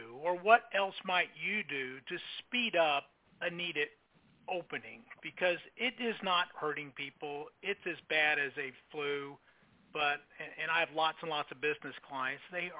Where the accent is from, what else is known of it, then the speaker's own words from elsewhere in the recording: Texas, United States; as a Texan and as a U.S. citizen